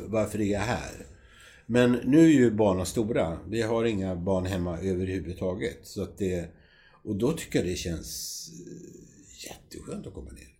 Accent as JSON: {"language": "Swedish", "town": "Grisslehamn", "region": "Stockholm County", "country": "Sweden", "moved": "yes", "said": "jag kommer från Grisslehamn"}